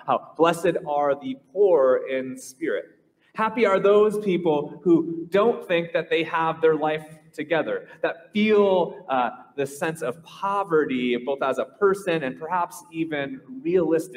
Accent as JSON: {"language": "English", "region": "Minnesota", "country": "United States", "tie": "born or raised there", "moved": "yes", "lives_now": "Hawaii, United States", "said": "I grew up in Minnesota, the state of hockey"}